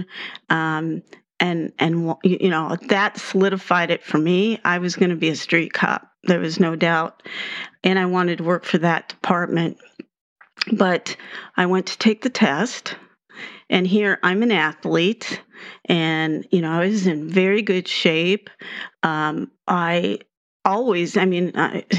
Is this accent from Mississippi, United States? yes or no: no; White Bear Lake, Minnesota, United States; accent: Minnesota; moved away as an adult; also born or lived in Baltimore / St. Louis; growing up in Wiper Lake, you know, going to the big city was taking a drive downtown St. Paul